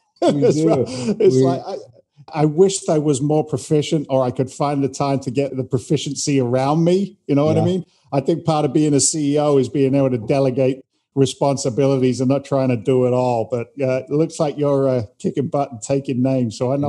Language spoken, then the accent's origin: English; England, United Kingdom; accent: Boston and London, a little bit of New York; now in United States; because I'm an immigrant to the United States. I came from England originally back in 86.